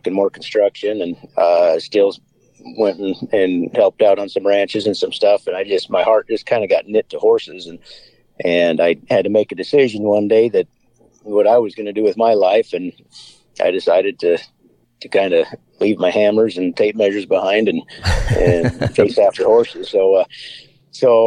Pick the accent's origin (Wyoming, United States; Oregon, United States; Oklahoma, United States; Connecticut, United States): Wyoming, United States; I grew up in Wyoming